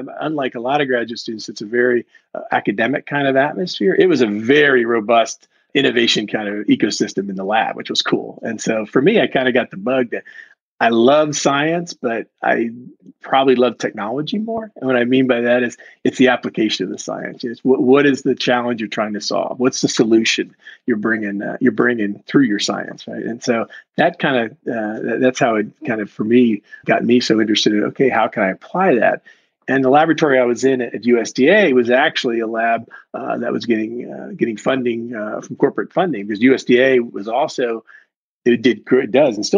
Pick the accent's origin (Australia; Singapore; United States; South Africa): United States; Washington, District of Columbia; moved away as an adult; also born or lived in St. Louis; I was right outside my hometown of D.C.